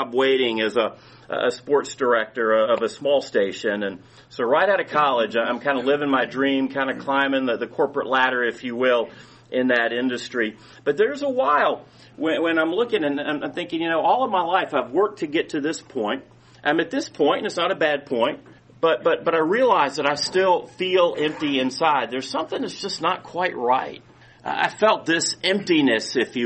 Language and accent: English; Powder Springs, Georgia, United States; I grew up in Cobb County in Powder Springs.